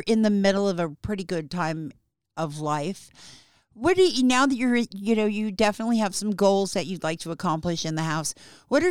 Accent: Chicago, Illinois, United States; now in Arizona, United States; I am originally from Chicago.

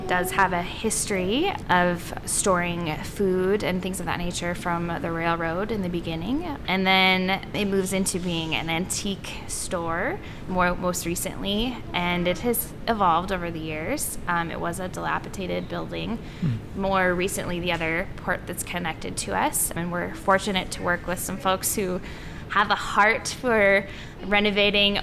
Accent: Burlington, North Dakota, United States; I'm from Burlington, North Dakota, which is about 7 miles out of Minot here.

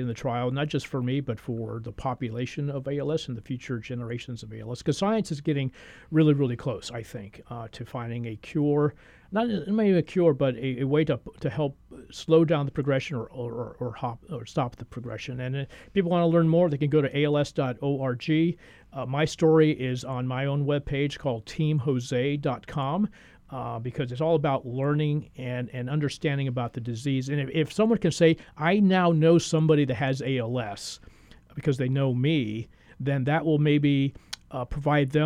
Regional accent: San Juan, Puerto Rico; also born or lived in Central Texas / Orlando / Florida; now in Honolulu, United States; I grew up in beautiful San Juan, Puerto Rico.

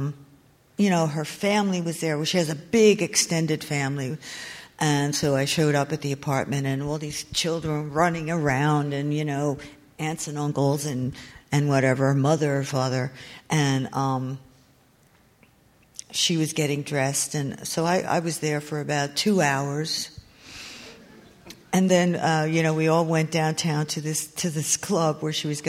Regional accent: New Jersey, United States; I grew up in New Jersey, mostly North Jersey

